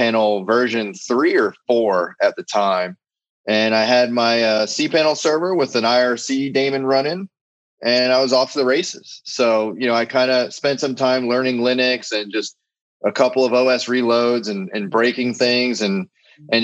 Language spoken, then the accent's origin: English; Jupiter, Florida, United States; still in my hometown, Jupiter, Florida.